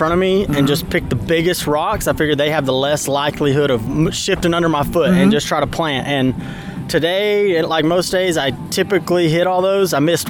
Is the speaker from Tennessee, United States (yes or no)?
yes; East Tennessee, United States; I grew up in East Tennessee mountains